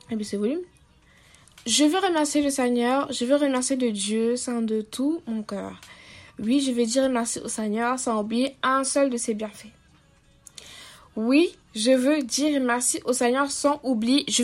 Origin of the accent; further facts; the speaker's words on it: Cameroon; camerounaise et du coup je n'ai pas l'habitude de, parler comme des Français, tu vois. Donc euh, mon vrai accent c'est ça.